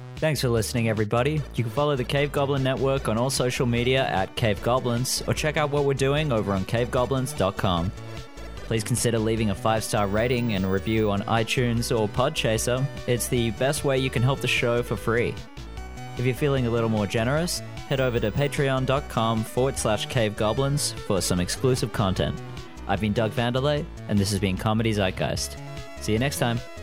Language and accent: English; Australia; now in Vancouver, Canada; I'm an Australian living in Vancouver